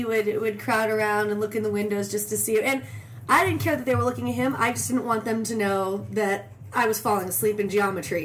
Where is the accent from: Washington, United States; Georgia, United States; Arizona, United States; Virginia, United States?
Arizona, United States; Phoenix; also born or lived in Beverly Hills, California; we ended up in uh, Phoenix, Arizona. I was five years old.